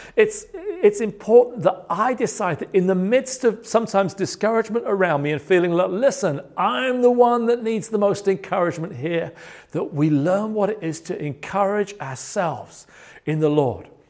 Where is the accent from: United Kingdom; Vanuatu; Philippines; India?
United Kingdom; moved away; as a British person